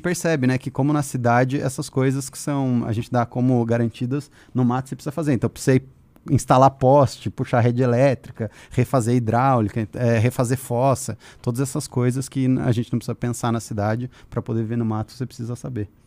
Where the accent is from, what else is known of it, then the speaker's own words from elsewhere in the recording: Curitiba, Paraná, Brazil; moved away; Eu cresci em Curitiba